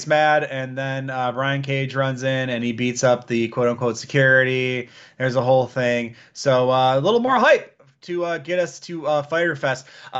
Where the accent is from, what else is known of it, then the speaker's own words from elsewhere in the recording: Detroit, Michigan, United States; moved away; also born or lived in Georgia; I'm from Detroit